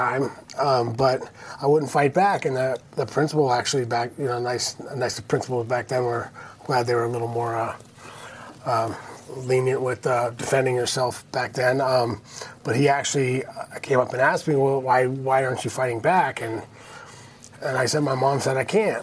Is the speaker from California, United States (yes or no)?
yes; Santa Barbara, California, United States; I grew up in Santa Barbara. Mm-hmm. Born and raised in Santa Barbara